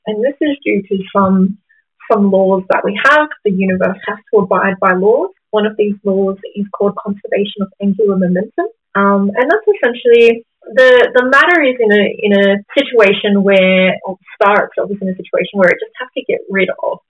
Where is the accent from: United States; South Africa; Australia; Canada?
Australia; Gamilaroi country, northern New South Wales; I am a Gamilaroi woman. That means I come from Gamilaroi country, which is northern New South Wales